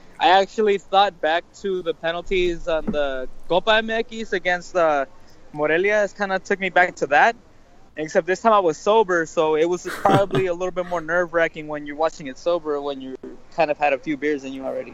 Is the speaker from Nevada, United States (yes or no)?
yes; Las Vegas, Nevada, United States; I'm from Vegas